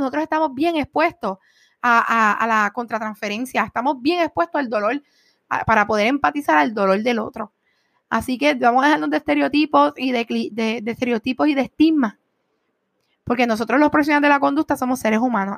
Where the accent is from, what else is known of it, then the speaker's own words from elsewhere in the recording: Puerto Rico; somos puertorriqueños